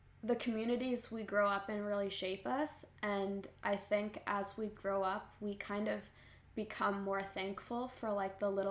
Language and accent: English; Canada; I grew up in Canada, which is a very individualistic culture